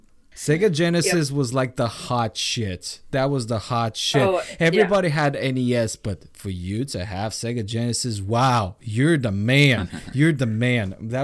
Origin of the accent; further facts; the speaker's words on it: Bulgaria; first language Bulgarian; English is a second language; moved away; also born or lived in Sweden; I'm Bulgarian by nationality. Okay. So Bulgarian is my mother language. English is my pseudo second mother language.